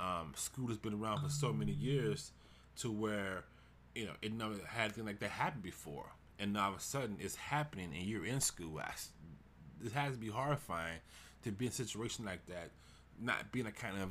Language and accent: English; Houston, Texas, United States; which is in Houston. It's my hometown.